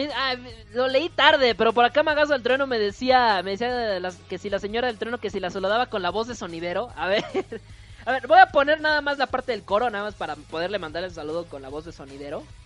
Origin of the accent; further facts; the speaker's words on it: northern Mexico, Mexico; de donde yo vengo